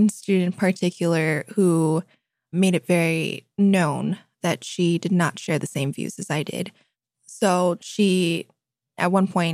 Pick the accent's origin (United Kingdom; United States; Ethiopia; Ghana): United States; Anchorage, Alaska; growing up in Anchorage